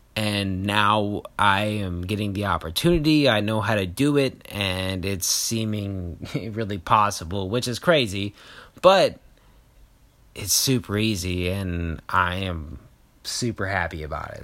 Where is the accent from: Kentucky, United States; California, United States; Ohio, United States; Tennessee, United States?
Kentucky, United States; moved away; I know everybody from back home because I grew up in Kentucky